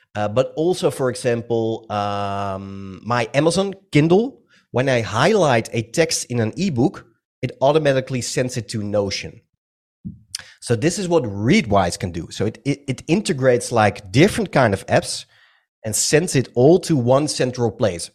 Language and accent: English; Netherlands; English is a second language; I'm from the Netherlands. Some of you might have already heard it on my accent